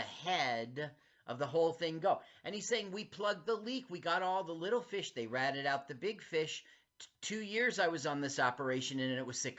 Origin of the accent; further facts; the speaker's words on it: New Jersey, United States; for New Jersey 101.5 right here in my home state.